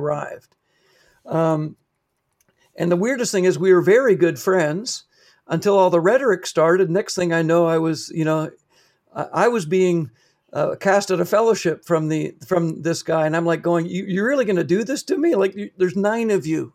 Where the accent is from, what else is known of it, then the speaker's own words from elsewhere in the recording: Canada; also born or lived in Papua New Guinea; I took that back home with me to Canada